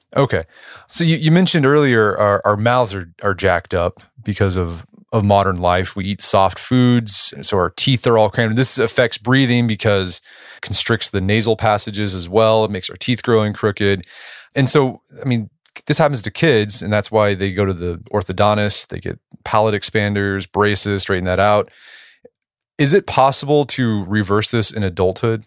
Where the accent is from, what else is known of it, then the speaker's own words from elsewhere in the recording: Tulsa, Oklahoma, United States; my hometown, Tulsa